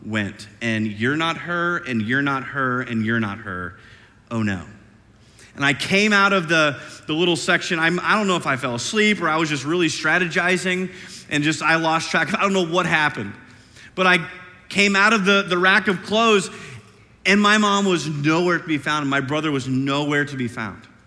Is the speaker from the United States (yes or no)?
yes; Iowa, United States; moved away as an adult; also born or lived in St. Louis, Missouri; now in Oklahoma City, United States; I'm from Iowa, and this is like the deep south to this Iowan